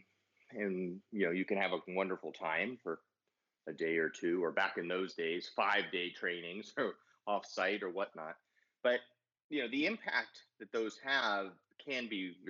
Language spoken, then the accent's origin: English; San Diego, California, United States; also born or lived in Los Angeles; I grew up in San Diego